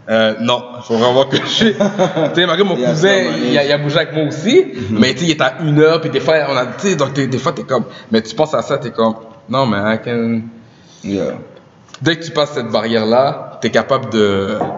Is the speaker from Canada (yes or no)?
yes; Montreal, Quebec, Canada; moved away as an adult; now in Toronto, Canada; Moi, je suis né en Amérique du Nord à Montréal